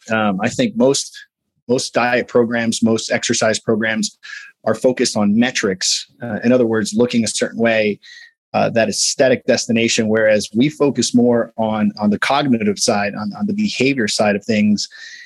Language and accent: English; Midwest, United States; I'm big bone. I'm from the Midwest.